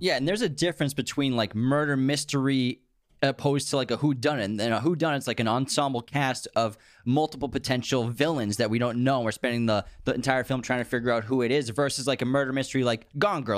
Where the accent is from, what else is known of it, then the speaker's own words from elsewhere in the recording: Waltham, Massachusetts, United States; Waltham, which is where we grew up